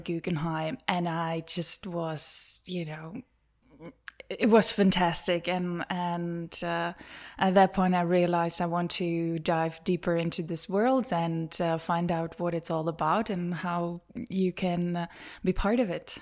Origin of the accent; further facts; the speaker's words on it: Czechia; moved away as an adult; also born or lived in London / Germany; I'm from the Czech Republic